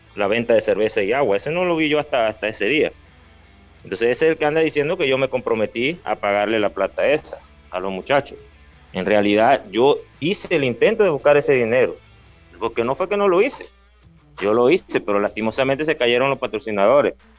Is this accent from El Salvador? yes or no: no; Los Santos, Panama; esa es la provincia donde yo, donde yo nací, donde yo jugué, la que me dio mi nombre